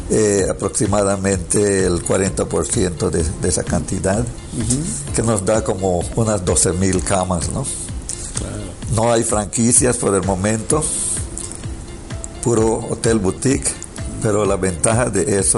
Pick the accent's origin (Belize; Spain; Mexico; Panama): Belize; Claro tenemos las, raíces mexicanas en, Belice. Tenemos bastante de las mismas culturas. Somos caribeños.